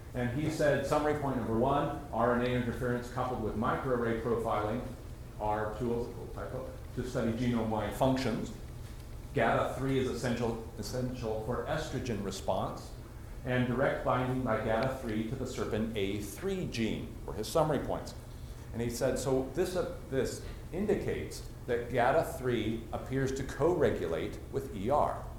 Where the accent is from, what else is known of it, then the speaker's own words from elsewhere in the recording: Washington, District of Columbia, United States; I'm from Washington, D.C.